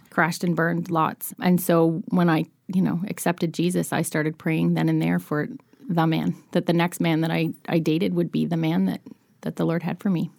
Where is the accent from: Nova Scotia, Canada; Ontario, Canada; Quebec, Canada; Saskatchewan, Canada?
Nova Scotia, Canada; moved away; I'm from Nova Scotia